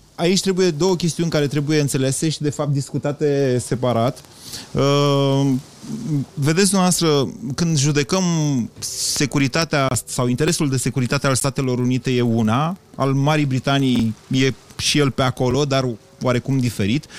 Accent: Romania; ca român

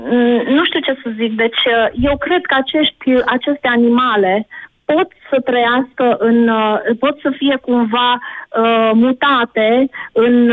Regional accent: Timișoara, Timiș County, Romania; În Timișoara.

